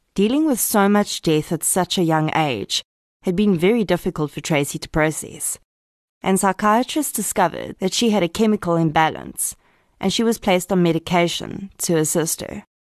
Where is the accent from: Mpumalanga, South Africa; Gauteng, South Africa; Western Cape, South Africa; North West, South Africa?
Gauteng, South Africa; Boksburg; also born or lived in Kempton Park; I'm an old East Rand girl myself, having been born and raised in Boksburg in Kemptonpark.